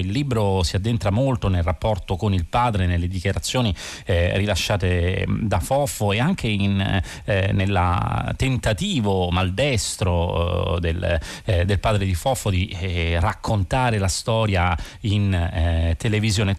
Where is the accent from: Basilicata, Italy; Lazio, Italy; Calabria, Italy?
Lazio, Italy; Rome; da romano